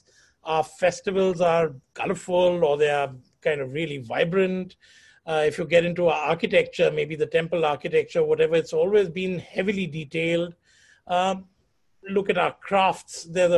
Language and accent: English; Jodhpur, Rajasthan, India; born there; also born or lived in Delhi / Chandigarh / Pune / Lucknow; I was born in Jodhpur, and from there moved to Delhi, from Delhi to Chandigarh, then Chandigarh to Pune, Pune to Lucknow, and then back to Chandigarh.